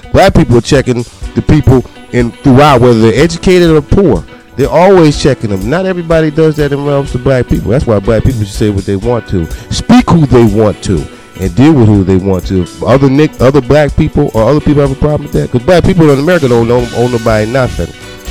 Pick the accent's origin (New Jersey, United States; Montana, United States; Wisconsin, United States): New Jersey, United States; I was born in Jersey